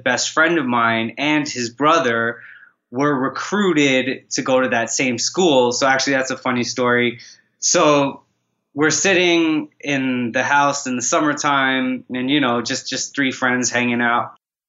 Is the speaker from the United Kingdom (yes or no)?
no; Toronto, Ontario, Canada; also born or lived in Trinidad / Vancouver, Canada; Okay, so I spent a good amount of time in Toronto, Canada, Trinidad as well.